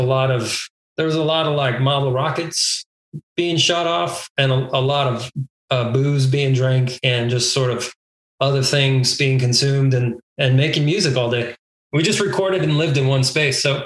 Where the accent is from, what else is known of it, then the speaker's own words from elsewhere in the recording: El Paso, Texas, United States; Memorial Park, which is where I grew up in El Paso